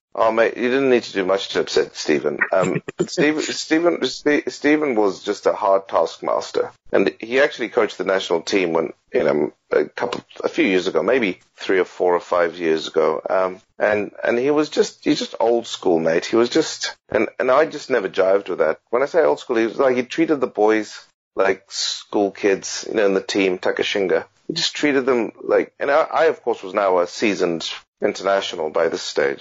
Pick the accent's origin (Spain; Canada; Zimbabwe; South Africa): Zimbabwe; also born or lived in United Kingdom; now in Australia; I still kind of even see myself as Zimbabwean, even though I'm a British citizen now, and and you know maybe soon to be an Australian citizen